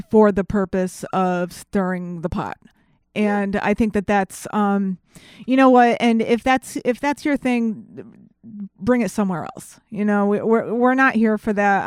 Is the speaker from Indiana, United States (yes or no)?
no; Connecticut, United States; I'm from Connecticut